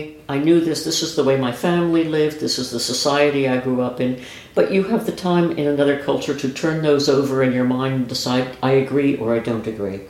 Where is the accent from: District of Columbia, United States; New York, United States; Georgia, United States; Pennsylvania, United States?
New York, United States; moved away as an adult; also born or lived in Chicago / Belgium / Morocco; now in Bethesda, United States; I'm from New York. I know this city. I know this life.